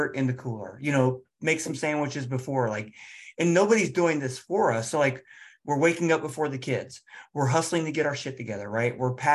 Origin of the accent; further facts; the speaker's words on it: Cincinnati, Ohio, United States; I'm from Cincinnati